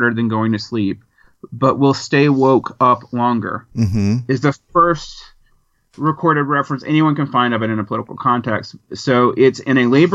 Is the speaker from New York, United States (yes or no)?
no; Macon, Georgia, United States; growing up in Macon, Georgia, which is a majority black town